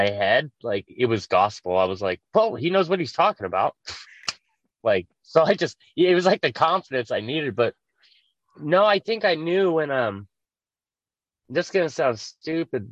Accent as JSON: {"language": "English", "town": "Las Vegas", "region": "Nevada", "country": "United States", "tie": "born or raised there", "said": "I grew up in Vegas."}